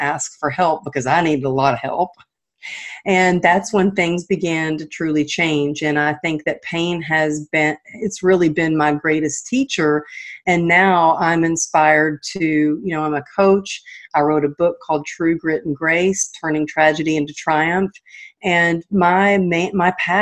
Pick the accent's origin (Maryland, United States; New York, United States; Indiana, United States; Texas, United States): Texas, United States; moved away as an adult; now in California, United States; I'm not originally from California, but I live out here now, but I'm from Texas